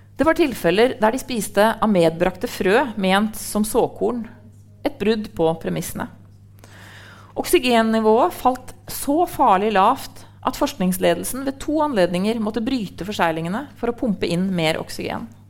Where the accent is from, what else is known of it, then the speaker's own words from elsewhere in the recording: Trondheim, Trøndelag, Norway; jeg er jo fra Trondheim